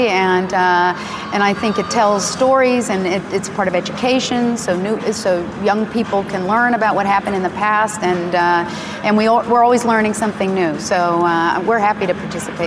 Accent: Pittsburgh, Pennsylvania, United States; Pittsburgh, I got to get my hometown

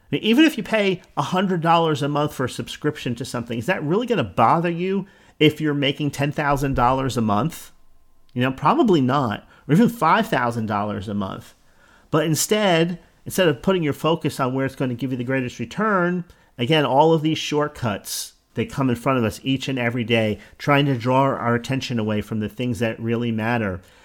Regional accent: New Jersey, United States; accent: New Jersey; my New Jersey accent

